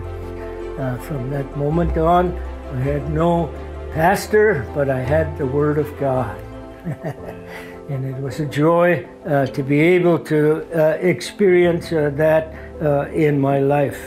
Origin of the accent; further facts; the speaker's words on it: Haida Gwaii, British Columbia, Canada; were born and raised in Haida Village in Haida Gwaii